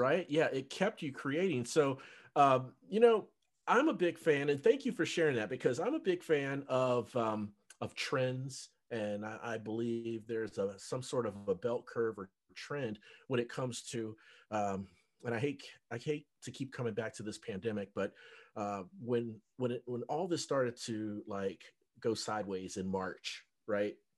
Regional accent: Cincinnati, Ohio, United States; moved away as an adult; also born or lived in North Dallas, Texas; now in Dallas, United States; I'm from Cincinnati, but I mm. live in North Dallas, and uh, I've I've lived here for five years

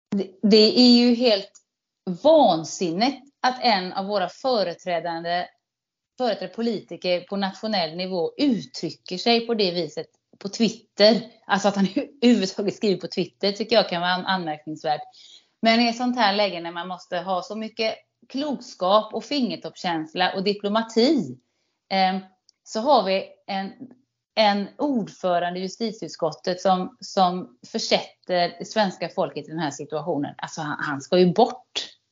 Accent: Sweden; som svensk

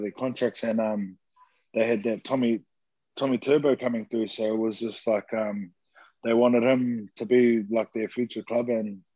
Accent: New Zealand; growing up in New Zealand myself

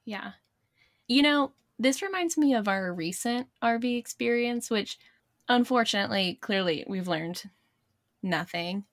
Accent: Blacksburg, Virginia, United States; We grew up in Blacksburg, college town

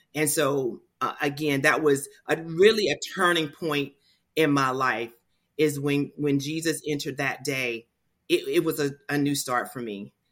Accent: Portsmouth, Virginia, United States; I grew up in Portsmouth, Virginia, So I've lived here in this area all of my life

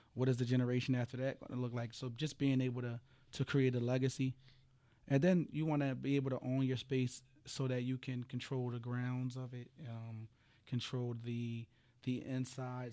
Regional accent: Philadelphia, Pennsylvania, United States; I come from Frankfurt, you know, which is, which is a tough area, Philadelphia

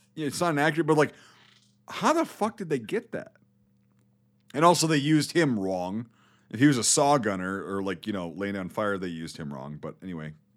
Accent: United States; also born or lived in Iraq; I'm American

